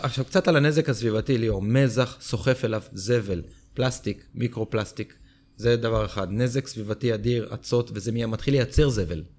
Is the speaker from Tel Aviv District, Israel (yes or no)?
yes; Herzliya, Tel Aviv District, Israel; אני גדלתי גם בהרצליה, אני בתור גולש תל אביבי